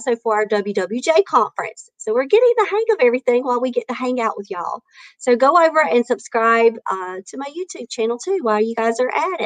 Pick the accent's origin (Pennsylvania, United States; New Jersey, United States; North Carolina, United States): North Carolina, United States; Maxton; now in Clayton, United States; I'm from Maxton and now live in Clayton